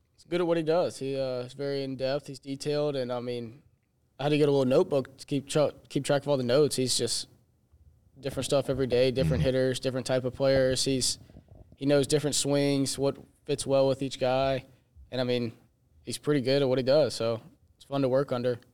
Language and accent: English; Hammond, Louisiana, United States; I'm a graduate assistant here, and I'm from Hammond, Louisiana